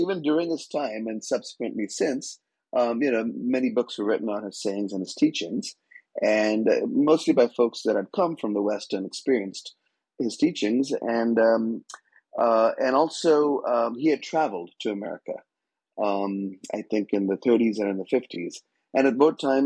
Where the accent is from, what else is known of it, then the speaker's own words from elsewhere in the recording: India; now in North Carolina, United States; growing up in India